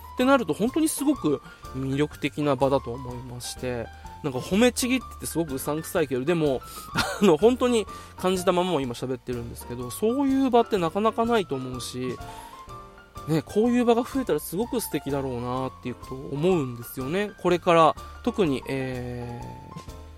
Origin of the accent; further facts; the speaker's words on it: Okinawa, Japan; 今地元の沖縄に帰ってきた